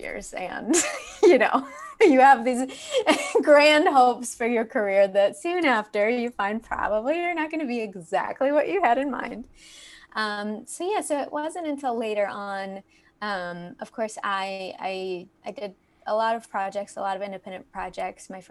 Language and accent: English; Fayetteville, Arkansas, United States; moved away as an adult; also born or lived in Los Angeles, California; I'm from Fayetteville, Arkansas, originally